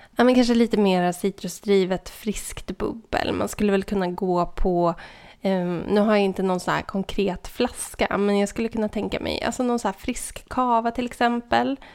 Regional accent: southern Norrland, Sweden; moved away; Jag kommer från södra Norrland

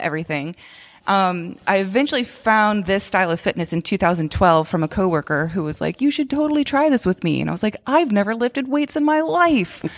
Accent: Augusta, Georgia, United States; moved away as an adult; also born or lived in Macon, Georgia; now in Philadelphia, United States; I'm from Georgia. I was born and raised in Augusta, which is the home of the Masters

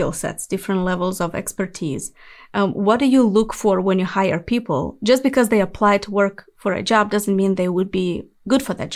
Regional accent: Moldova; moved away as an adult; I was born in Moldova, that's in Eastern Europe

